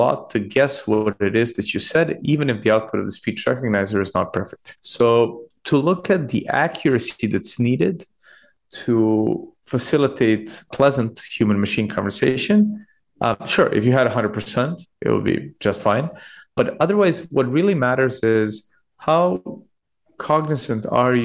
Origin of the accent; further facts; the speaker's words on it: Belgrade, Serbia; moved away as an adult; now in United Kingdom; I'm Serbian. I was born in Belgrade, grew up there, came to the UK to study